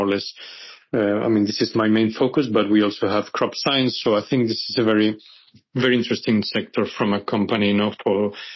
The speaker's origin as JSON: {"language": "English", "country": "Spain", "also_born_or_lived": "United Kingdom / Africa / Asia Pacific", "moved": "as an adult", "said": "I'm actually, originally I'm from Spain"}